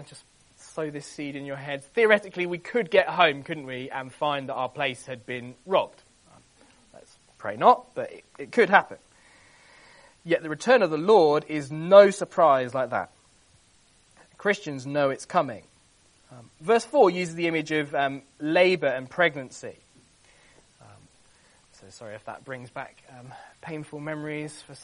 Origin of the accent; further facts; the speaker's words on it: London, United Kingdom; I was born in Lambeth